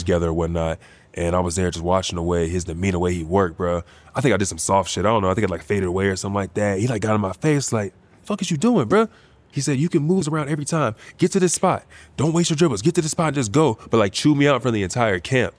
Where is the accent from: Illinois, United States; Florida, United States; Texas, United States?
Texas, United States; Bedford; moved away; Bedford, man. H E B. That's where I'm from